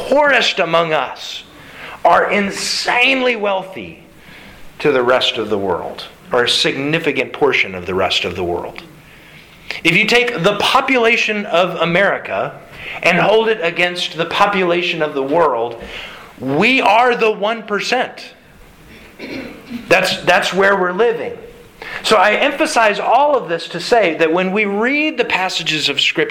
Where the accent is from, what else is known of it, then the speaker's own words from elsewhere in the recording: United States; as specifically American Christians